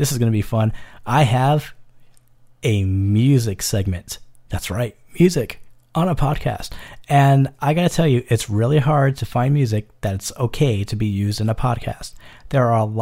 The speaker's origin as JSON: {"language": "English", "region": "New York", "country": "United States", "tie": "born or raised there", "said": "I was born and raised in New York"}